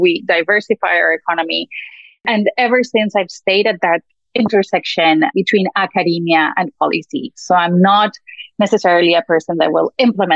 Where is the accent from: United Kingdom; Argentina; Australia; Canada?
Argentina; moved away as an adult; also born or lived in United States; I'm originally from Argentina and I came to the US to do a PhD in economics